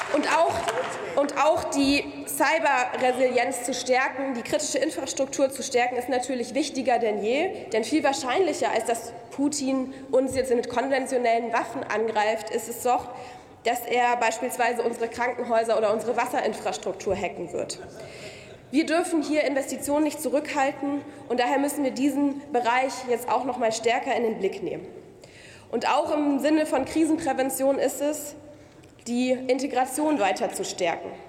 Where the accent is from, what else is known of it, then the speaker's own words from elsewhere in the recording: Munich, Bavaria, Germany; als Münchnerin